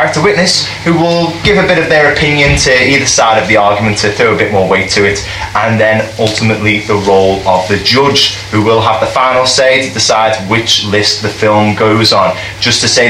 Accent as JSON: {"language": "English", "town": "Liverpool", "region": "North West England", "country": "United Kingdom", "said": "we are four lads from Liverpool"}